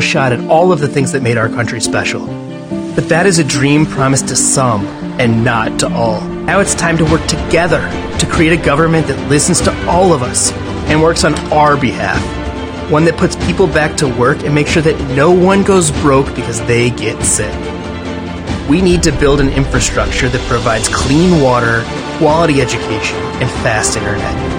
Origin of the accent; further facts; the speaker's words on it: St. Louis, Missouri, United States; When I was a kid growing up in St. Louis